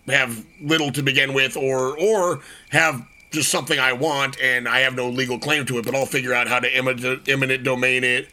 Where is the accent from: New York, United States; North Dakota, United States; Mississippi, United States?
North Dakota, United States; moved away; growing up in North Dakota